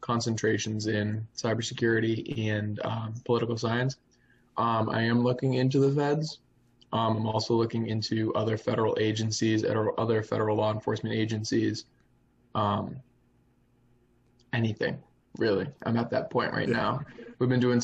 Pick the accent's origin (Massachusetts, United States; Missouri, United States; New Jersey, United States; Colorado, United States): Massachusetts, United States; Boston; We're all from Boston, the Boston area.